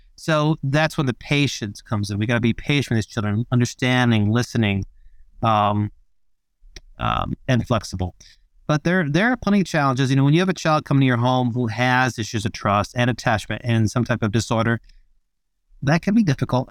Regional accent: Australia; I'm from Australia.

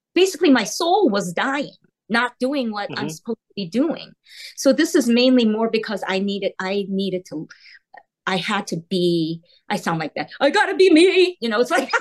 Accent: South Korea; now in United States; I was born in Korea. So we're from Korea. We're immigrants and we're now American citizens.

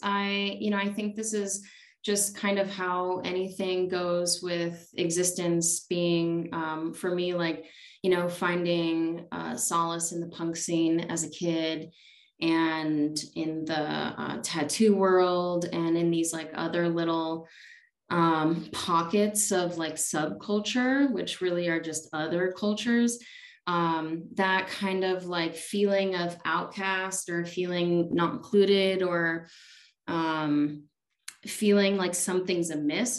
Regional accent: Chicago, Illinois, United States; also born or lived in India; now in Tucson, United States; I grew up in Chicago

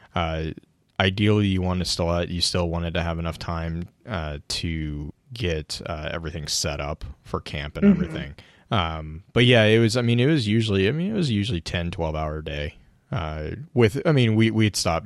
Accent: Texas, United States; born or raised there

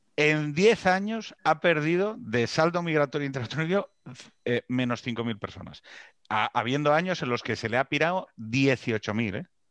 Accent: Asturias, Spain; que soy de Asturias

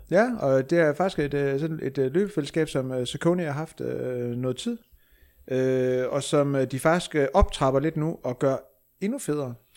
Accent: Aalborg, North Denmark Region, Denmark; jeg er endda fra Aalborg

